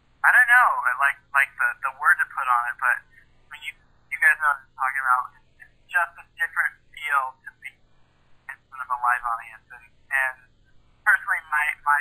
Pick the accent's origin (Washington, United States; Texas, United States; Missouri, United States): Washington, United States; Newport; I'm a country music singer-songwriter from Newport, Washington.